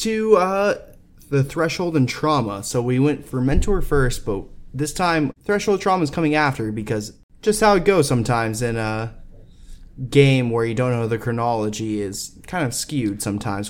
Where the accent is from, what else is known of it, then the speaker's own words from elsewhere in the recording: Texas, United States; I grew up in Texas